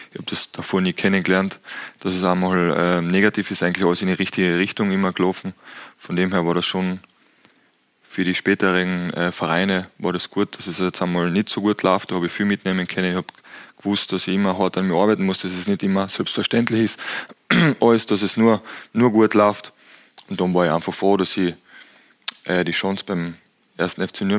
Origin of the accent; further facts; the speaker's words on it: Austria; als Österreicher wollte einfach näher an die Heimat.